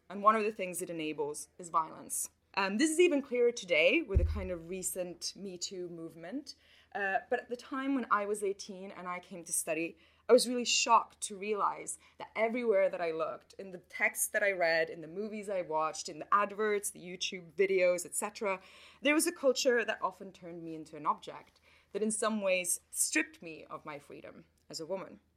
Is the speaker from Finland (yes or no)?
yes; Finland; first language Swedish; English is a second language; And my personal route to this kind of work starts in Finland, which is my home country. I grew up there in a Swedish speaking family, which is a linguistic and an ethnic minority in an already small population of 5 million people.